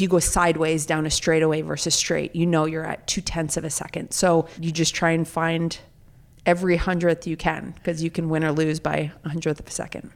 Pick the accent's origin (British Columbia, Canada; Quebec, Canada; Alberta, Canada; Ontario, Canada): Alberta, Canada; Calgary; moved away; I grew up in Calgary, Alberta, Canada